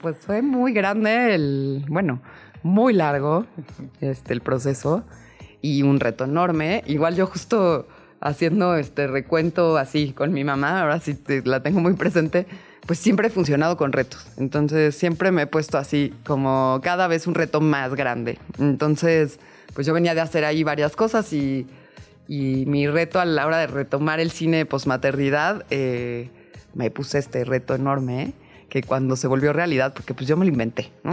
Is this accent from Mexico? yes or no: yes; Mexico City, Mexico; now in Tepoztlán, Mexico; soy chilanga